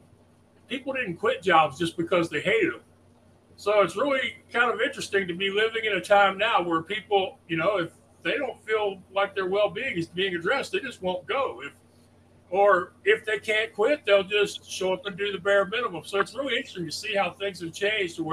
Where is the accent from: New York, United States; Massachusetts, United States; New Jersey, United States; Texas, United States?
Texas, United States; I'm from Texas